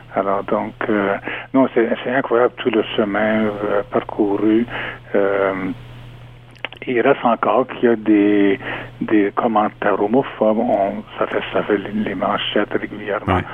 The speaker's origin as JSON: {"language": "French", "region": "Ontario", "country": "Canada", "tie": "born or raised there", "first_language": "French", "said": "Je suis né francophone en Ontario"}